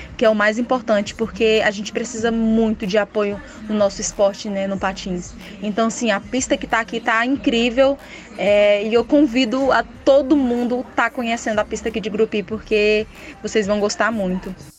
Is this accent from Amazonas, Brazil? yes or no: no; Gurupi, Tocantins, Brazil; eu sou aqui de Grupo Tocantins